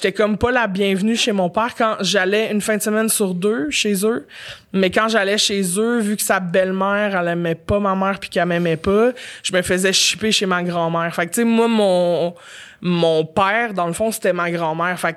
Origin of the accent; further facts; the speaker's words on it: Montreal, Quebec, Canada; J'étais Montréal.